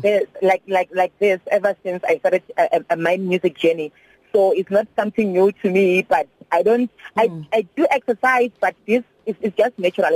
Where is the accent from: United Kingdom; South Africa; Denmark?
South Africa; as a South African artist